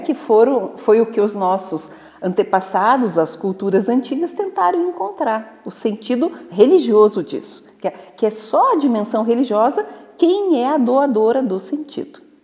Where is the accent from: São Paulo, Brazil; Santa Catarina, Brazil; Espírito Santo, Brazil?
Santa Catarina, Brazil; Videira; eu sou nascida em Santa Catarina, né? Eu venho de uma cidadezinha chamada Videira, que é o, a capital da uva e do vinho